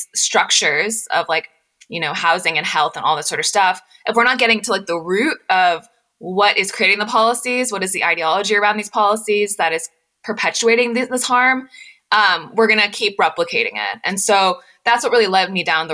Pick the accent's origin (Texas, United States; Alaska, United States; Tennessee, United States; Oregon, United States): Tennessee, United States; Knoxville; moved away as an adult; also born or lived in Washington, D.C. / Nashville; I grew up in a really close-knit South Asian community in East Tennessee